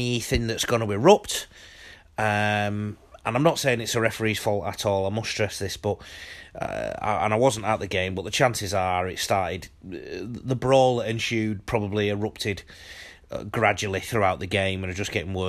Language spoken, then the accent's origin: English; England, United Kingdom; now in Australia; I'm an Englishman abroad